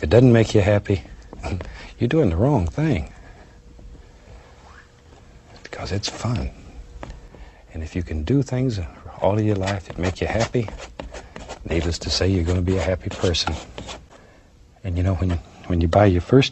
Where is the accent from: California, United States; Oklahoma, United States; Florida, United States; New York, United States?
Florida, United States; born or raised there; moved away as an adult; also born or lived in Alaska